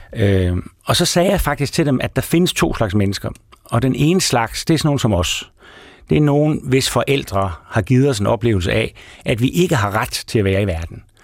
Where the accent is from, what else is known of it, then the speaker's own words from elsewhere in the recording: Aarhus, Central Denmark Region, Denmark; jeg kommer fra Guldbjergvej, som er sådan en typisk lille parcelhuskvarter i, i Højbjerg, øh, syd for Aarhus